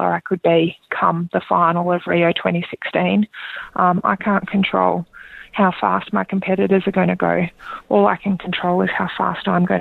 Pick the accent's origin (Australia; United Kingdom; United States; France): Australia; being an Australian Olympian